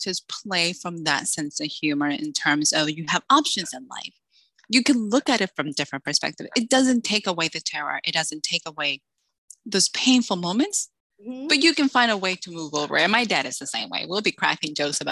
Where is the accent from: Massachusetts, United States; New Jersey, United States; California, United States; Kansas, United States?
Massachusetts, United States; Salem; moved away as an adult; also born or lived in Dominican Republic; now in Texas, United States; I'm originally from the Dominican Republic, but I grew up in Salem, Massachusetts.